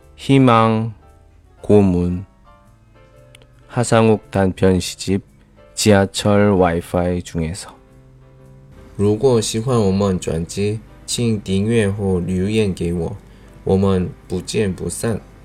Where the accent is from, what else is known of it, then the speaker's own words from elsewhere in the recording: South Korea; Chinese is a second language; 我是来自韩国的外教